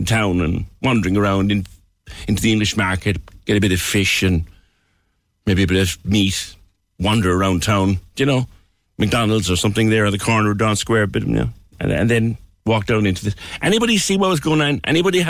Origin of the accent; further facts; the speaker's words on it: Cork, Munster, Ireland; as an Irishman, as a proud Corkman